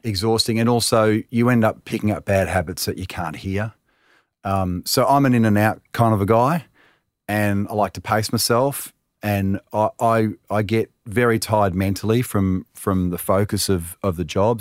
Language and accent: English; Melbourne, Victoria, Australia; I was growing up in Talmarone